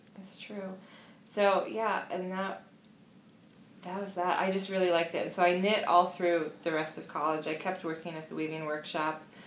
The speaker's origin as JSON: {"language": "English", "area": "right outside of Washington D.C.", "region": "Maryland", "country": "United States", "also_born_or_lived": "Chicago", "moved": "as an adult", "lives_now": "Philadelphia, United States", "said": "I'm actually from Maryland, um, right outside of Washington D.C."}